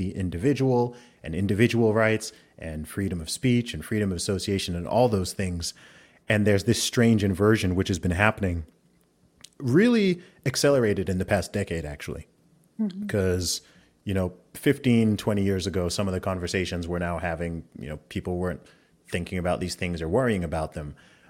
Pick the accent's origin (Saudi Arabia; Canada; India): Saudi Arabia; also born or lived in England; I grew up primarily in the Middle East. I grew up in Saudi Arabia, but I was born in England, went to an American school in Saudi Arabia for a while. Then I went back to school in England.